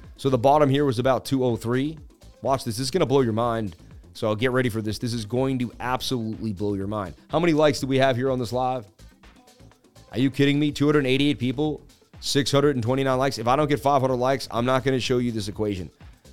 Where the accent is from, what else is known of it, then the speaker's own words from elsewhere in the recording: Massachusetts, United States; I was born in Massachusetts where we do it all